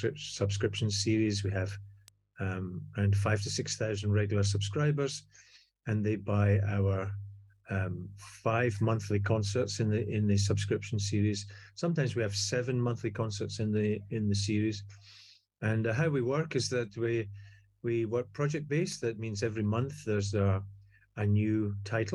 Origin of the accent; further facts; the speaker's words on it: Scotland, United Kingdom; accent: Scottish; now in Pittsburgh, United States; as you can hear from my accent, I'm not Scottish for nothing.